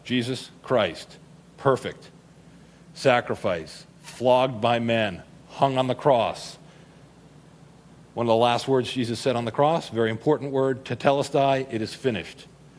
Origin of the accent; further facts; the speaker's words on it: Boston, Massachusetts, United States; I'm from Boston.